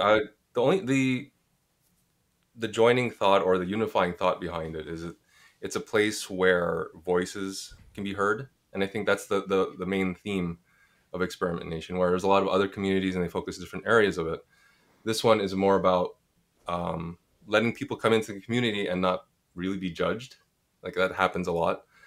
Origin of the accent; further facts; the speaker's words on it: Montreal, Quebec, Canada; moved away as an adult; now in Toronto, Canada; I'm from Montreal, so sadly my French should be better.